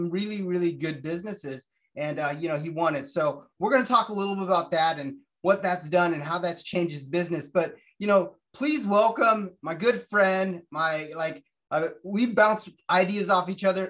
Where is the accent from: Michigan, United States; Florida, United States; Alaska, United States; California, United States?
Alaska, United States; I was born and raised in Alaska